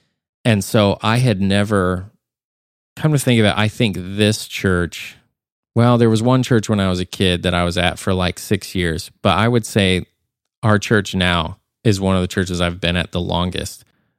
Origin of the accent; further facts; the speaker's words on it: Nashville, Tennessee, United States; There was one person that they said, where are you from? And I said, I'm from Nashville.